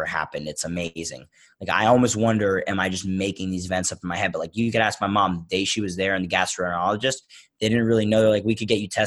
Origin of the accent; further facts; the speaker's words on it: Philadelphia, Pennsylvania, United States; growing up in Philadelphia